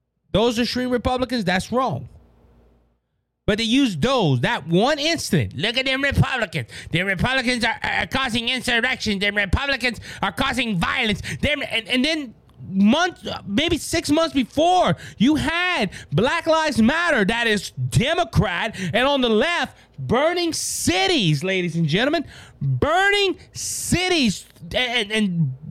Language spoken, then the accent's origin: English; Mankato, Minnesota, United States; born there; We stopped to go through a Hardee's in Makuta, where I was born in Makuta, Minnesota